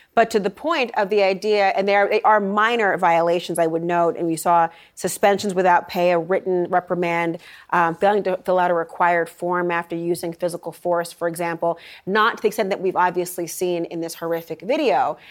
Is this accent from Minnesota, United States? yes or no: yes; Minnesota, United States; moved away; my home state of Minnesota